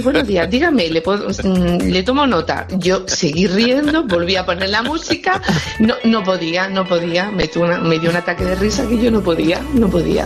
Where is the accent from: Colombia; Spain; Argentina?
Spain; Granada, Andalusia; Yo soy de Granada